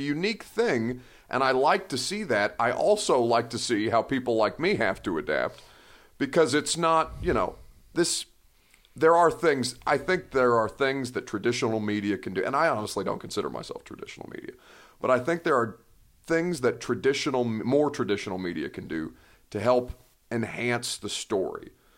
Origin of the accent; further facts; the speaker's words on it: Indiana, United States; and I'm from Indiana